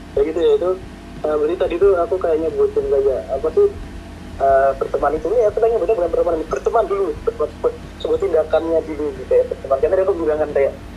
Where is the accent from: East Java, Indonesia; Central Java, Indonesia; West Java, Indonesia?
Central Java, Indonesia; Semarang; kita orang Semarang kan ngomongnya alalala